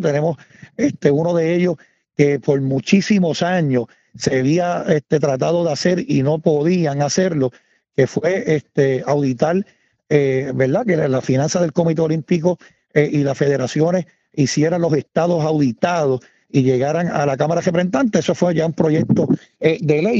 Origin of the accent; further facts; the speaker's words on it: San Sebastián, Puerto Rico; yo me crié en el residencial Andrés Mendeliciaga, aquí en San Sebastián.